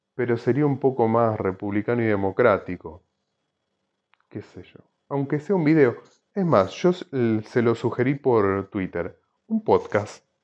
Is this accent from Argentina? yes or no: yes; Argentina; somos los argentinos